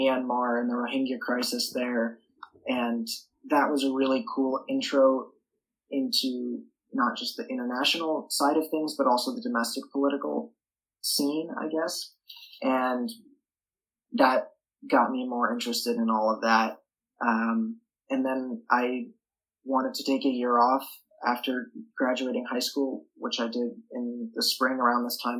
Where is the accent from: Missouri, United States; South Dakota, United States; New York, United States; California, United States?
New York, United States; New York City; I am from New York City, so it's a very liberal place. My high school is extremely liberal.